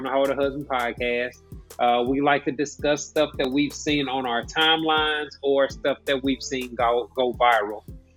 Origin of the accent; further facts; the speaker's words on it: Kansas City, Missouri, United States; I'm from Kansas City